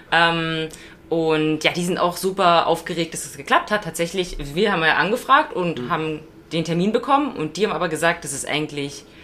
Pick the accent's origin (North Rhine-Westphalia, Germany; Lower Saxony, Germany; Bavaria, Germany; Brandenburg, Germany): Brandenburg, Germany; Also bei uns in Brandenburg, da gibt es ja so Radwege, wo so die, die Wurzeln der Bäume so hoch wachsen